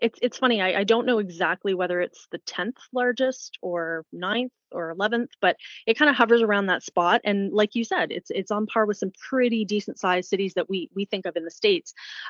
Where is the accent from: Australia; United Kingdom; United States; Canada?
Canada; London, Ontario; growing up in London, I have to say, was pretty good.